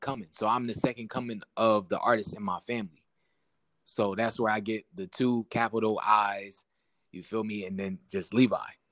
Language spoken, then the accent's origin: English; Syracuse, New York, United States; I'm from Southside Syracuse. I gotta be, you know, I gotta let it be known where I'm from